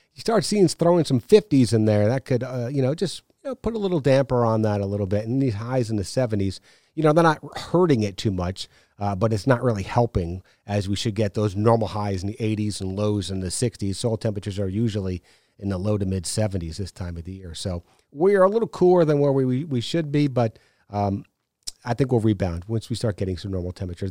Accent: New York, United States; now in Savannah, United States; I took a trip back to New York, uh, last week to see my parents

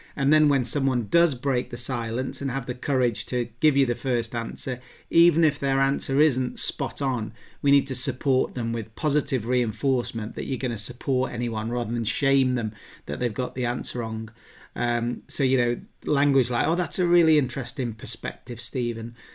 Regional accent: England, United Kingdom; accent: English; my English accent

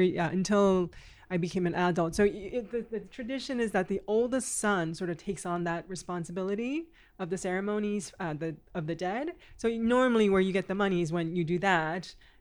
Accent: California, United States; moved away; Well, I moved here from the States, and I grew up in California.

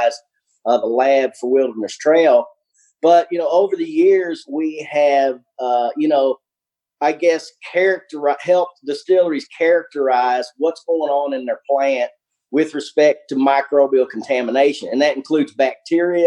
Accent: Albany, Kentucky, United States; also born or lived in Covington, Kentucky; where I grew up in South Central Kentucky, Albany, Kentucky, you tend to get a little bit more of the accent going on there

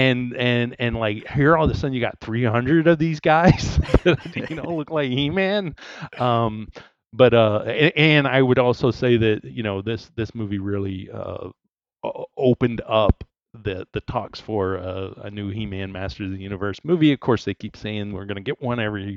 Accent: Texas, United States; I did grow up in Texas

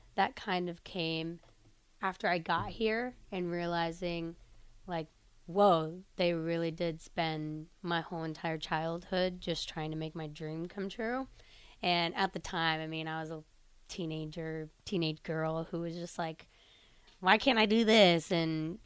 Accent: Sterling, Illinois, United States; now in Lincoln, United States; I'm from Sterling, Illinois, so it's kind of a smaller town in Illinois

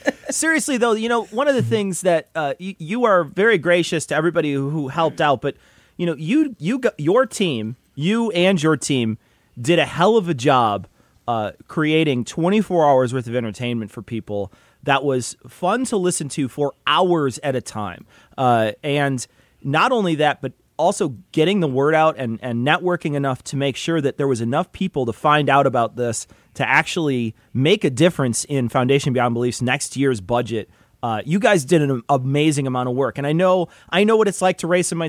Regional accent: Illinois, United States; we're from Illinois

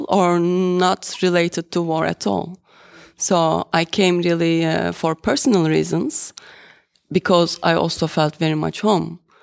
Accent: Turkey; moved away as an adult; now in Netherlands; I can say I am Turkish or I am from Turkey because I spent 33 years of my life over there

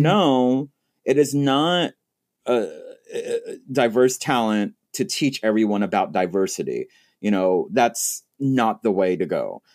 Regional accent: Texas, United States; moved away; I'm originally from Texas

